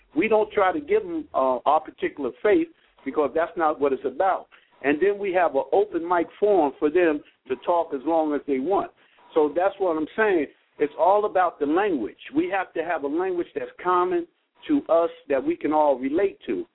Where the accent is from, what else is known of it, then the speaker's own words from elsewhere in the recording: Newark, New Jersey, United States; I'm from Jersey, uh, Newark area